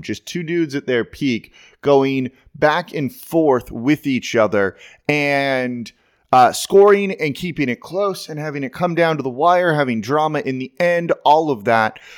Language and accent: English; Los Angeles, California, United States; moved away; I'm being from Los Angeles originally.